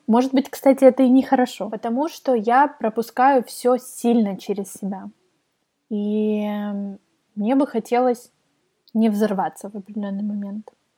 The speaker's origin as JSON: {"language": "Russian", "region": "Kyiv", "country": "Ukraine", "tie": "born or raised there", "also_born_or_lived": "Kharkiv", "said": "в семь э, мы переехали в Киев из Харькова. Я родилась в Харькове. Э, мы переехали в Киев, я пошла в Тодос"}